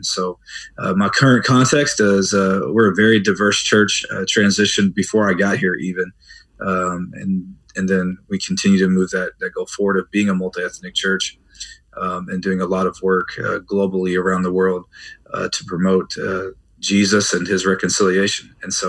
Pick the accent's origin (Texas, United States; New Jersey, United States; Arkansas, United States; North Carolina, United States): Texas, United States; moved away as an adult; also born or lived in Chicago, Illinois; now in Keller, United States; before that, I grew up in Texas, Texas-born pastor's kid